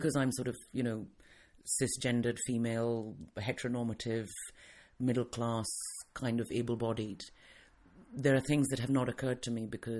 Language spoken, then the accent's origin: English; England, United Kingdom; also born or lived in India; Because I grew up in England as a child and then I went back to India with my mother once my parents got divorced. So I spent a lot of my childhood there and then I came back to the UK when I was older.